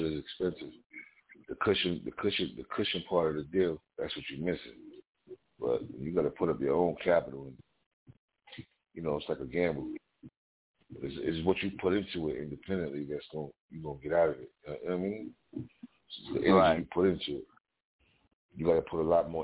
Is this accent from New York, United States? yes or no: yes; New York City, New York, United States; I'm from Park Hill, Staten Island